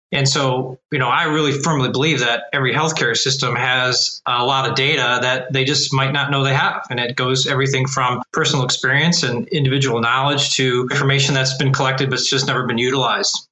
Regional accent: Cleveland, Ohio, United States; I've been born and raised in Cleveland, Ohio

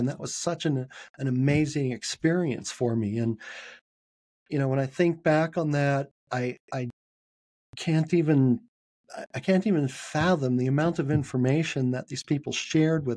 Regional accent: San Francisco, California, United States; moved away as an adult; now in Salt Lake City, United States; I was born and raised in San Francisco. That was the first time I moved away.

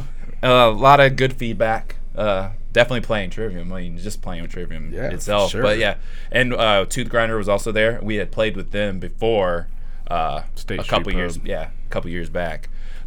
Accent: San Diego, California, United States; So I've lived most of my life here, but I'm from San Diego.

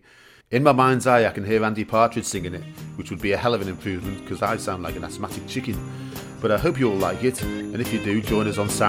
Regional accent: Denmark; from Denmark

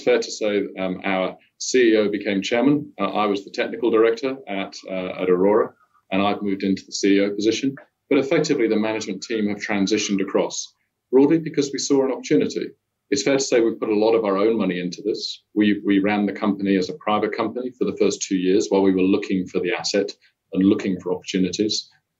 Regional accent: United Kingdom; moved away as an adult; now in Perth, Australia; No, I'm a Brit originally, but I was lucky enough to marry in Australia and got to move down here back in 2003.

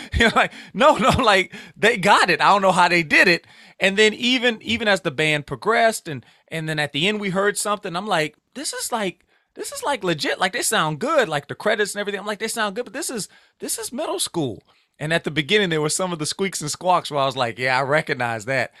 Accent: Louisiana, United States; I'm from the Bayou State

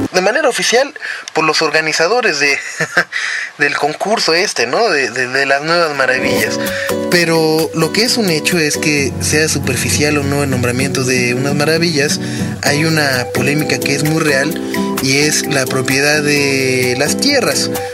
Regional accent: Mexico; hemos cambiado realmente como mexicanos, como la manera de desarrollar y de hacer crecer a nuestro país

